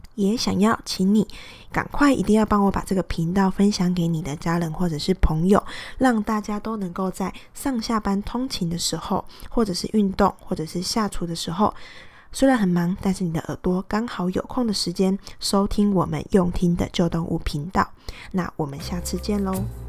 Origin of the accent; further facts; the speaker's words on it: Pingtung County, Taiwan; 我是，呃，在屏东长大的嘛